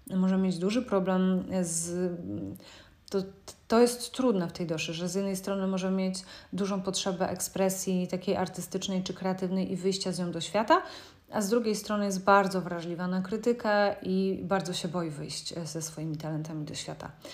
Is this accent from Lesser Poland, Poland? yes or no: no; Szczecin, West Pomeranian Voivodeship, Poland; pochodzę ze Szczecina